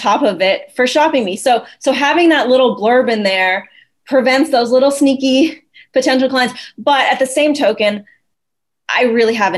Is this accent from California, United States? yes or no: no; Austin, Texas, United States; also born or lived in Pittsburgh; I'm from Austin.